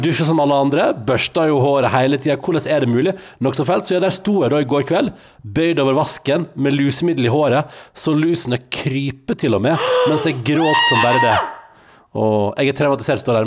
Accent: Sunnfjord, Vestland, Norway; moved away; Jeg er jo da fra Sunnfjord

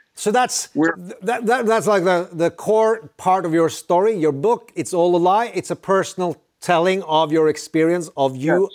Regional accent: Norway; I'm from Norway

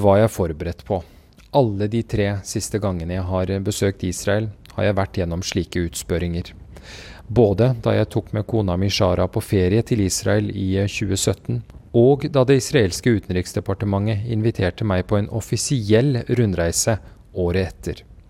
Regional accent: Kabul, Afghanistan; moved away; also born or lived in Oslo, Norway; jeg er født i Kabul

